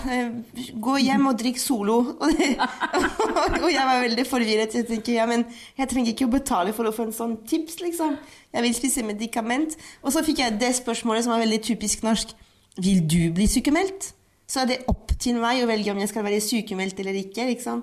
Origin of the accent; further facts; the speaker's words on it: Paris, Île-de-France, France; Norwegian is a second language; moved away as an adult; now in Norway; Jeg vokste opp i Paris.